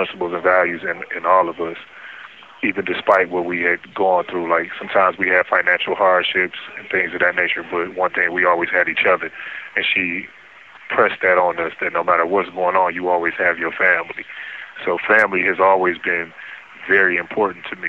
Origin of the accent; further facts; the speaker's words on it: Detroit, Michigan, United States; I was born and raised in Detroit, Michigan. Spent my whole life in Detroit